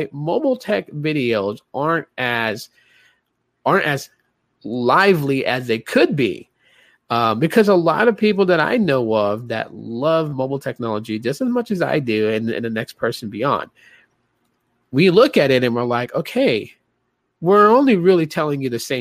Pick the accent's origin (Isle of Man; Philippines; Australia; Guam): Guam; moved away; also born or lived in Hawaii; I grew up in Guam, man. So I lived in Guam. I lived in Hawaii